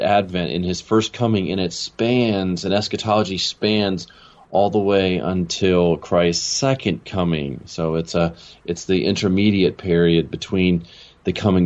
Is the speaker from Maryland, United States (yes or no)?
yes; Maryland, United States; moved away as an adult; also born or lived in California / Chicago, United States / Los Angeles, United States; now in Jackson, United States; I grew up in Maryland. And I spent pretty much all the way through high school there